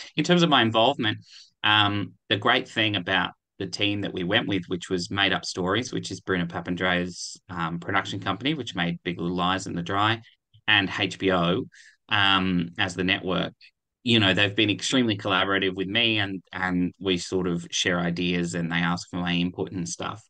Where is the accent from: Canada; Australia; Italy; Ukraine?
Australia; Canberra, Australian Capital Territory; I grew up in Canberra